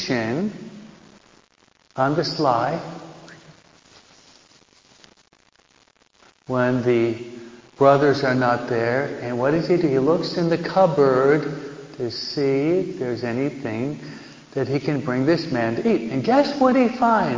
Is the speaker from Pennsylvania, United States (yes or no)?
no; New York, United States; now in Hawaiian Gardens, United States